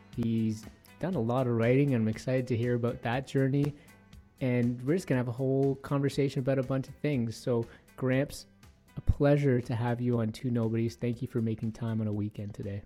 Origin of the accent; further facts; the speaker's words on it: Toronto, Ontario, Canada; now in Edmonton, Canada; I grew up in Toronto, Ontario